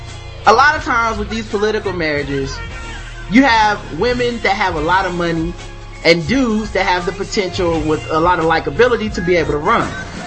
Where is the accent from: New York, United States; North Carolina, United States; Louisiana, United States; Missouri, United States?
North Carolina, United States; I don't speak Spanish. I'm from North Carolina.